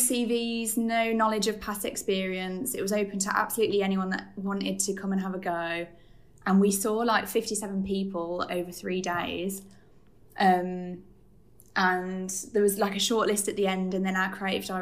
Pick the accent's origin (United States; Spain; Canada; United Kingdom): United Kingdom; Birmingham, West Midlands; now in Leicester, United Kingdom; I'm from Birmingham, currently living in Leicester.